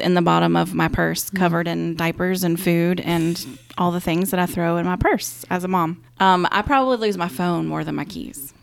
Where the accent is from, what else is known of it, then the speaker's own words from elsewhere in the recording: Augusta, Georgia, United States; also born or lived in Saint Louis; I grew up here in Augusta